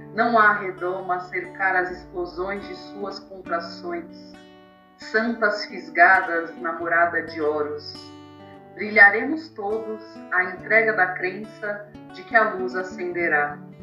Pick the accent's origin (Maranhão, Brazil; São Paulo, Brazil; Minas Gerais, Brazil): São Paulo, Brazil; also born or lived in Taboão da Serra; Campo Limpo, Zona Sul, é, Tabuão onde eu cresci, nasci, né? Eu fui morar no Taboão pequena, depois estou no Campo Limpo